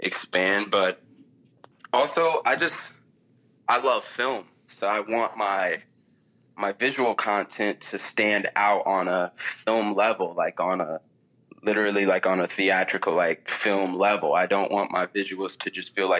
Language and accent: English; Minneapolis, Minnesota, United States; I'm from Minneapolis